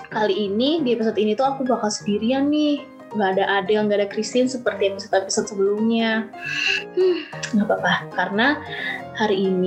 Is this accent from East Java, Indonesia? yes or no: no; Bogor, West Java, Indonesia; Aku dari Bogor, tapi aku berkuliah eh, uh, kuliah di Universitas Pasundan jurusan Teknologi Pangan. Tapi currently sekarang aku lagi di Bogor sih lagi pulang.